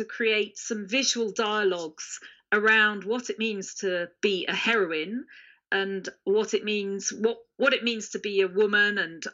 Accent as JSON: {"language": "English", "country": "United Kingdom", "said": "I'm a British tourist"}